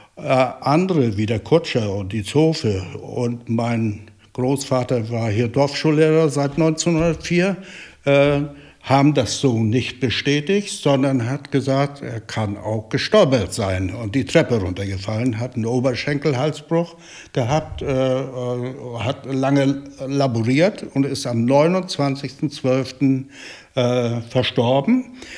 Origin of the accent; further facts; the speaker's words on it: Eickelberg, Mecklenburg-Vorpommern, Germany; ich bin hier geboren 1947, habe hier äh, die Kinderheit und die äh, Jugendzeit hier verbracht